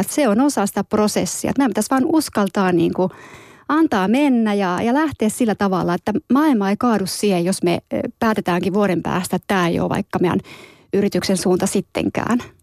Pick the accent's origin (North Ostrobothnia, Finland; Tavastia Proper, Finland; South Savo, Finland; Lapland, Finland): Lapland, Finland; Tornio; moved away; torniossa, mistä olen kotoisin